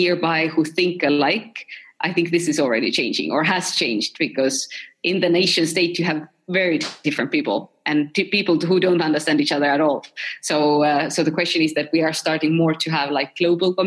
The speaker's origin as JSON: {"language": "English", "country": "Estonia", "said": "I'm from Estonia"}